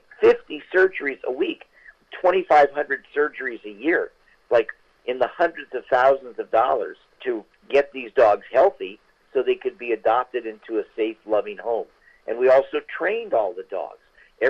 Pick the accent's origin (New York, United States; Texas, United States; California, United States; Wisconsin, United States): California, United States; We're from Northern California.